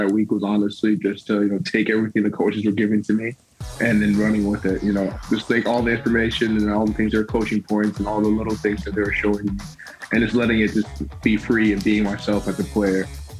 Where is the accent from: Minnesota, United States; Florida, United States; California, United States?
Minnesota, United States; You know, you always, you know, growing up in Minnesota, you watch the Vikings, you watch them play. And I mean, I've been there my whole life.